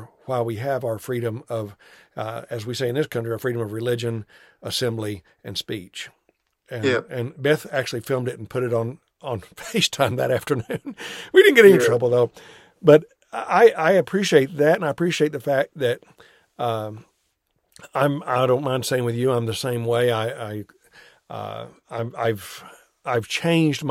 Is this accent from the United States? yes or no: yes; United States